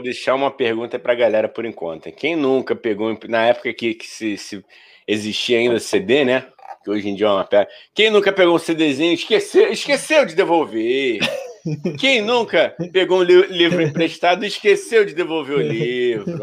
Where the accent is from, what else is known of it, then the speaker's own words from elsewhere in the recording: Rio de Janeiro, Brazil; eu sou carioca